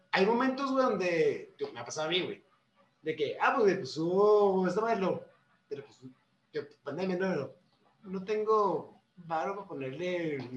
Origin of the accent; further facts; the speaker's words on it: Mexico; Somos músicos mexicanos, o sea, no